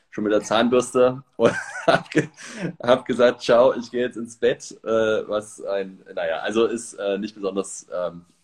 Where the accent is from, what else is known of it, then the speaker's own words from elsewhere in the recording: Leipzig, Saxony, Germany; Also ich äh, bin im Osten aufgewachsen in der DDR, in Leipzig und äh, habe mit Gott gar nichts zu tun gehabt.